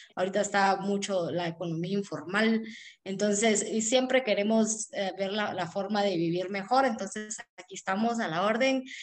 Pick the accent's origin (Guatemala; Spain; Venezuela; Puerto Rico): Guatemala; moved away as an adult; also born or lived in Houston; yo fui un inmigrante, eh, yo busqué oportunidades fuera del país, soy de Guatemala.